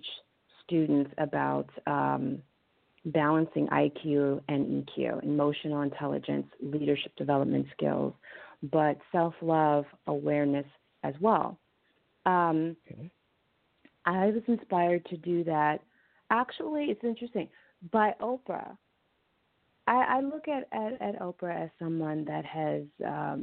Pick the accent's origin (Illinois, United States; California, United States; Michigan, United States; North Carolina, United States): California, United States; Los Angeles; I grew up in South Central California